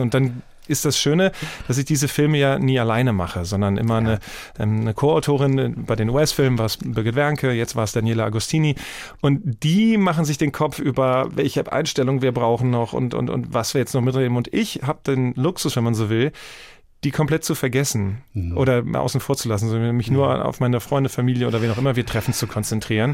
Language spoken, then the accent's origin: German; Wiesbaden, Hesse, Germany; accent: Hessian; moved away; Ich komme ja aus Wiesbaden und sehr hessisch geprägt